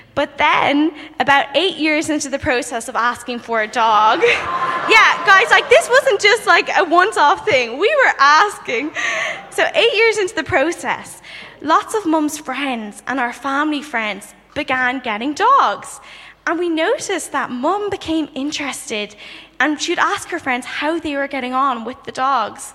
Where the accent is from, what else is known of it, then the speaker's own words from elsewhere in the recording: Dublin, Leinster, Ireland; moved away as an adult; now in London, United Kingdom; I'm originally from Dublin, Ireland, and I recently moved to um, London to do a master's.